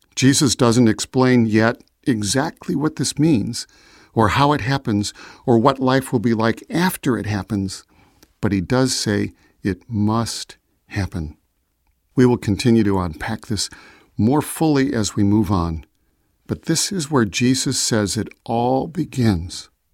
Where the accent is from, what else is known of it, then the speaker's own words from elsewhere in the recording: Chicago, Illinois, United States; I was born in Chicago